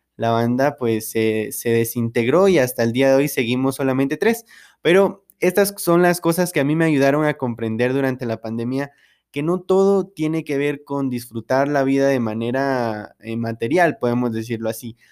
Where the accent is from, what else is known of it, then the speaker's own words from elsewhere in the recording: San Marcos, Guatemala; also born or lived in Quetzaltenango (Xela), Guatemala; yo soy de San Marcos, entonces eh, vivía la mayor parte del tiempo en Shela